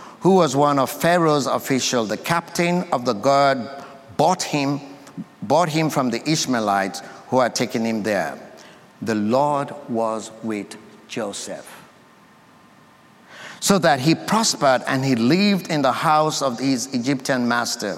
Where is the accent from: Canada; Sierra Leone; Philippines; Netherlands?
Sierra Leone; now in United States; I come from Sierra Leone, West Africa. That's my country of birth.